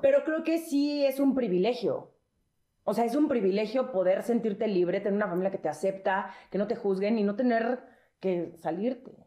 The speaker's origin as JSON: {"language": "Spanish", "region": "Mexico City", "country": "Mexico", "said": "nosotros somos los chilangos"}